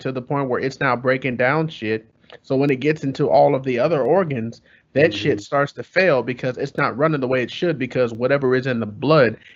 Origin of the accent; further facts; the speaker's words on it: California, United States; So, all right, so we're all from Cali, right?